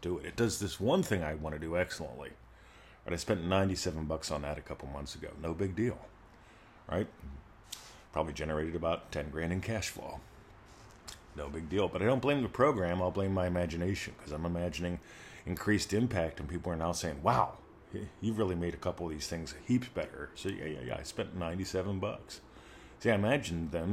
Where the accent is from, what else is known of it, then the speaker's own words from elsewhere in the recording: United States; moved away as an adult; now in Australia; I'm in Australia. I'm an American defector. I moved here, became a citizen here